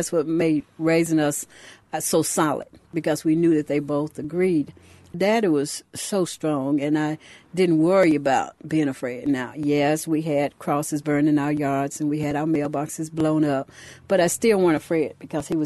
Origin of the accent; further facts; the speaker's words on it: Louisville, Mississippi, United States; I grew up in Louisville, Mississippi.